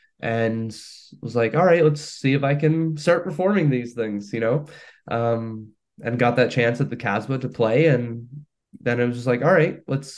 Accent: Hamilton, Ontario, Canada; born or raised there; moved away as an adult; now in St. Catharines, Canada

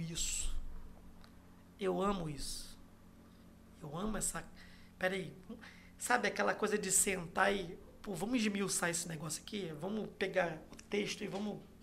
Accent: Macaé, Rio de Janeiro, Brazil; primeira igreja batista da Barra de Macaé, onde eu cresci

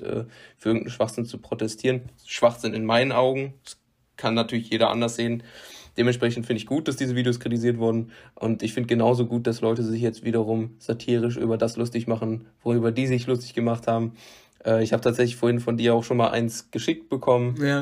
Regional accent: west of North Rhine-Westphalia, Germany; in meiner Heimatstadt

